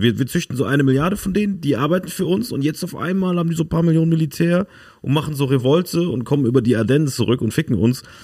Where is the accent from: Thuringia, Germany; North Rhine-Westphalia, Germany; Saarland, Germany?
Saarland, Germany; da, wo ich herkomme, Saarland